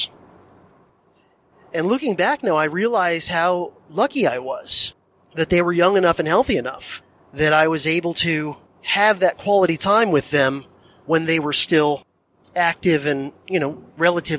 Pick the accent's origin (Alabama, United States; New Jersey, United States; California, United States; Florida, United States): Florida, United States; South; Flew by myself from my home in South Florida